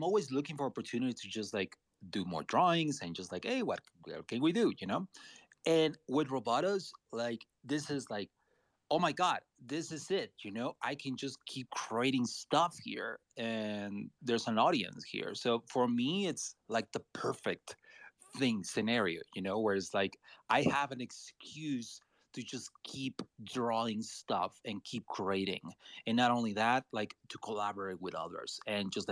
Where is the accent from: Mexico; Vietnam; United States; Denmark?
Mexico; I'm Latino. I'm from Mexico